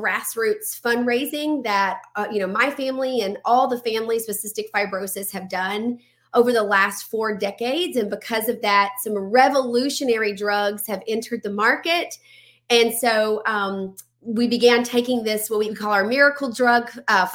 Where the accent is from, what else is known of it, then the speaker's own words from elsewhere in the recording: Louisiana, United States; I'm from Louisiana